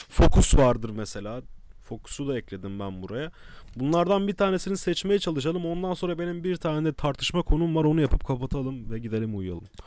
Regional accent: Kadıköy, Istanbul, Turkey; Kadıköy acilin içinde büyüdük

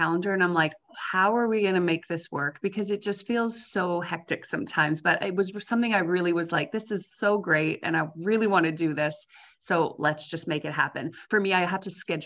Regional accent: Saskatchewan, Canada; moved away as an adult; now in Peace River, Canada; I am a Saskatchewan girl. So I grew up in Saskatchewan and lived there my whole life, like eight until 18, my whole, you know, childhood and all through my school years

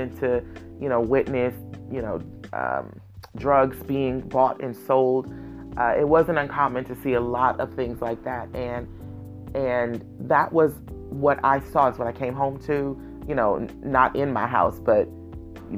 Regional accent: Oakland, California, United States; I was born and raised in Oakland.

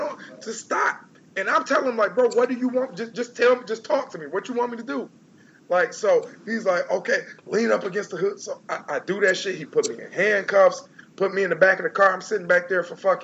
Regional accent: Detroit, Michigan, United States; I'm from Detroit. I'm from the east side. I'm from the hood. I live in the hills now

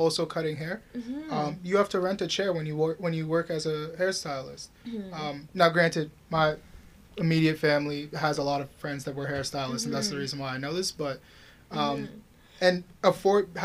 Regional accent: Oakville, Ontario, Canada; I grew up in Oakville. Most of my friends come from Oakville.

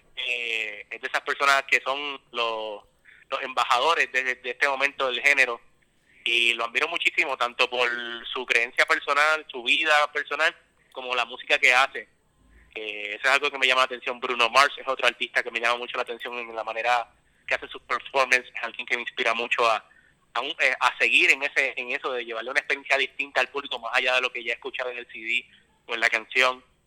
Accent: San Juan, Puerto Rico; yo soy de San Juan, específicamente

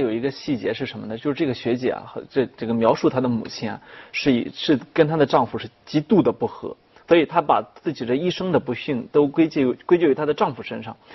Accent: China; 我们中国人特别爱强调说孝心

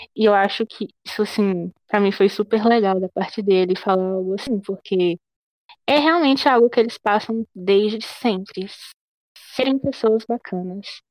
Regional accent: Brazil; eu sou brasileira e não gringa

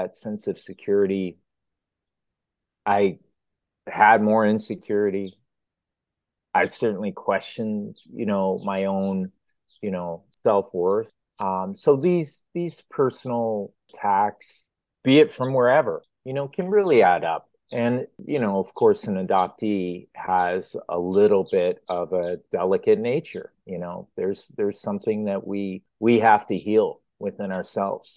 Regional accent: Bensenville, Illinois, United States; moved away as an adult; also born or lived in Chicago, United States / Los Angeles, United States / South Korea; now in Toronto, Canada; my father's church, where we grew up in Bensonville, Illinois, where I was first adopted

